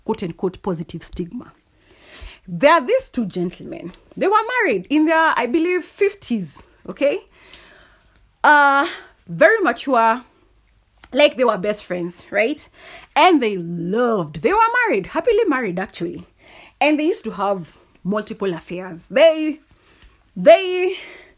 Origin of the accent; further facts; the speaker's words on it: Kikuyu, Central Kenya, Kenya; I'm from the Kikuyu community